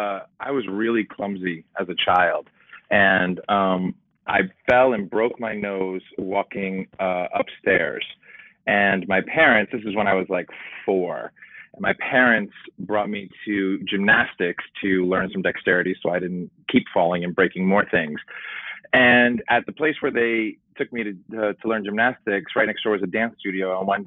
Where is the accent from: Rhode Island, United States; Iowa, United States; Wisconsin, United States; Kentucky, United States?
Rhode Island, United States; Providence; I'm originally from Providence, Rhode Island.